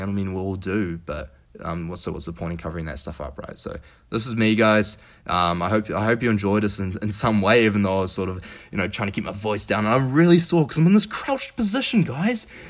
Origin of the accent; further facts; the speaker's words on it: New Zealand; now in Quebec City, Canada; I'm from New Zealand. Uh, so New Zealand, the other side of the world, uh, grew up